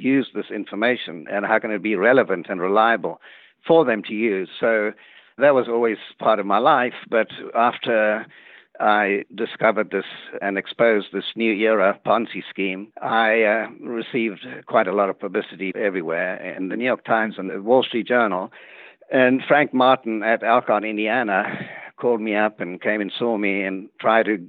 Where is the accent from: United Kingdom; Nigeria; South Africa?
South Africa; moved away as an adult; also born or lived in Cape Town, South Africa / Michigan, United States; now in Dallas, United States; I was born in South Africa.